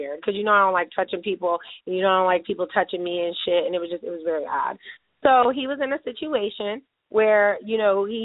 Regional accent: Niagara Falls, New York, United States; this is my hometown, my family's here

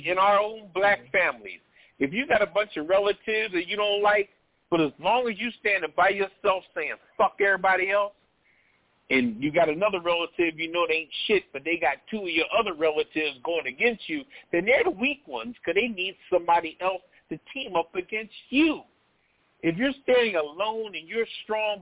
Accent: Philadelphia, Pennsylvania, United States; moved away; I'm from West Philly originally

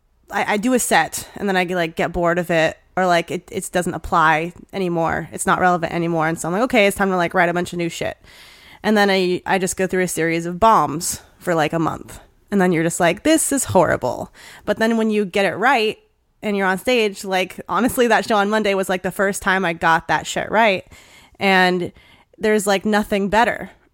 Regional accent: Hawaii, United States; born there; It's actually Hawaiian, because I was born in Hawaii

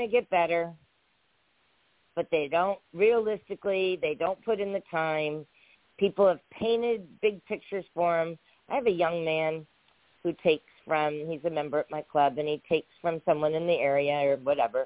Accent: San Diego, California, United States; I'm born and raised in San Diego

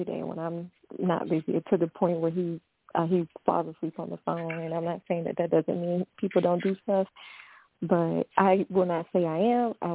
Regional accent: the South, United States; I'm from the South. We say grown

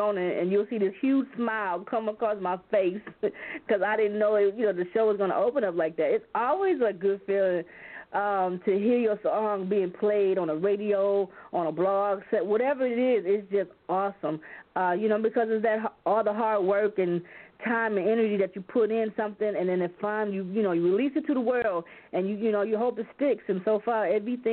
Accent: Flint, Michigan, United States; also born or lived in South Dakota; I'm originally from South Dakota, but I was raised in Flint, Michigan, majority of my life

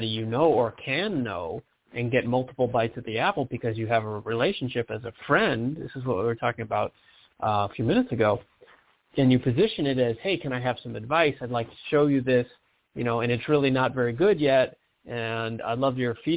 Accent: Michigan, United States; moved away; I'm from Michigan originally.

